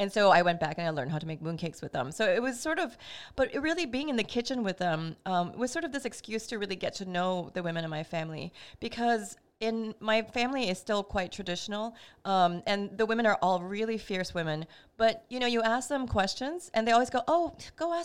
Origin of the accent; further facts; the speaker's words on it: Singapore; moved away as an adult; also born or lived in Brooklyn, New York; now in New York, United States; growing up in Singapore, I came from a very food obsessed culture